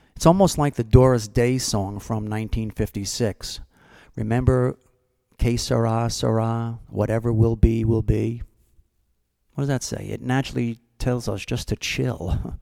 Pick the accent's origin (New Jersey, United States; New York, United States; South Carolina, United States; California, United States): New Jersey, United States; Brick; Brick, New Jersey, which happens to be my hometown where I'm from, where I grew up.